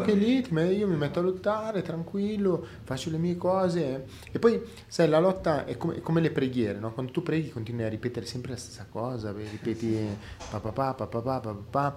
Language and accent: Italian; Milan, Lombardy, Italy; sono cresciuto a Milano